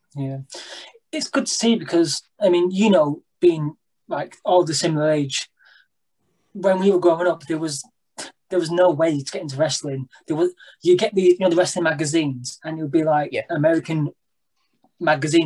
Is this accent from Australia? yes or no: no; Blackpool, North West England, United Kingdom; We're both from Blackpool